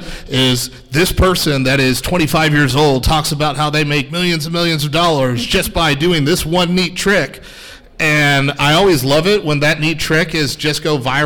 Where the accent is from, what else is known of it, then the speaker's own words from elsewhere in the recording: Dallas, Texas, United States; also born or lived in Notre Dame, Indiana; I'm not local. I'm from the Dallas area